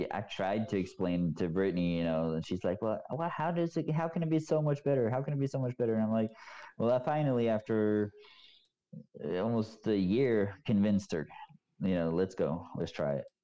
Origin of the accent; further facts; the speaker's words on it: Norway; now in United States; of course I went back to my hometown yeah. and you know, I introduced her and stuff like that, but people hate speak Norwegians hate speaking English.